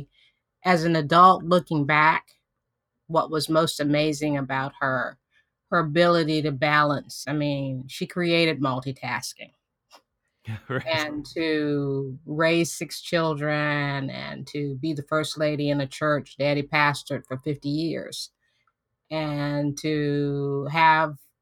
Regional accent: Hopewell, Virginia, United States; Hopewell, which is my hometown

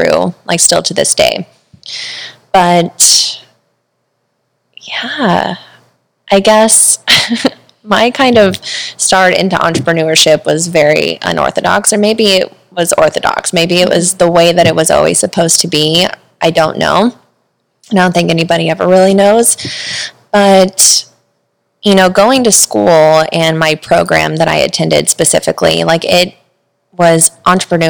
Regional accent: Missouri, United States; moved away as an adult; now in San Diego, United States; I'm originally from Missouri. And so I moved out to San Diego not shortly after graduating high school

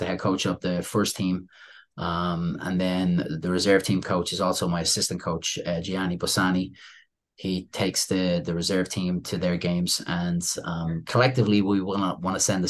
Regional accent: Dublin, Leinster, Ireland; moved away as an adult; also born or lived in Syracuse, New York, United States; now in New York, United States; Growing up in Dublin, Ireland, when I was playing with my club team

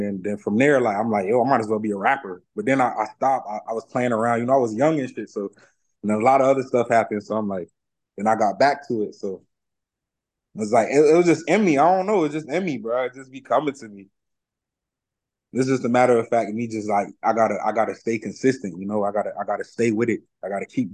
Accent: Broward County, Florida, United States; also born or lived in New Jersey; Jersey made me, Broward raised me.

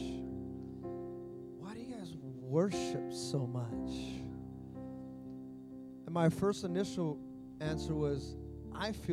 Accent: Fremont, California, United States; I grew up in Fremont Christian

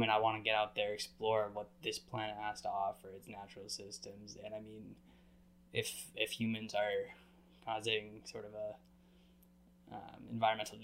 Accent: New England, United States; I grew up in New England

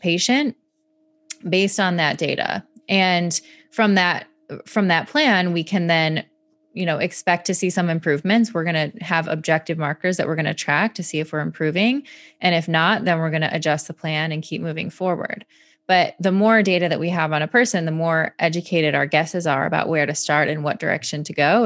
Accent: Michigan, United States; I grew up in Michigan

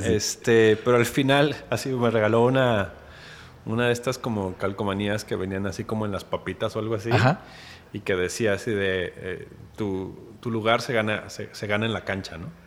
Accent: Mexico City, Mexico; moved away as an adult; now in Guadalajara, Mexico; yo soy chilango, nací allá en la que antes era el Distrito Federal

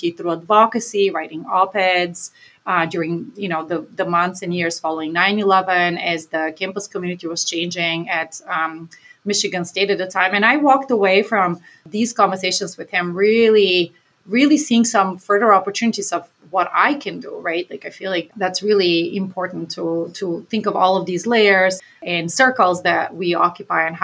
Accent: Bulgaria; now in Maine, United States; my hometown, which was 100,000 people, one of the largest cities in Bulgaria, where I'm from.

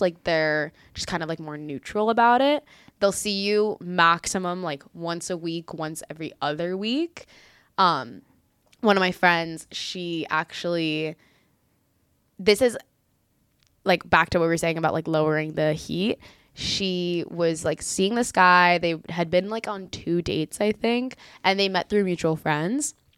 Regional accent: Miami, Florida, United States; moved away as an adult; now in Israel; I was born in Israel, but I moved out of here when I was five years old, grew up in the greater Miami area, and then now I moved back here as of late.

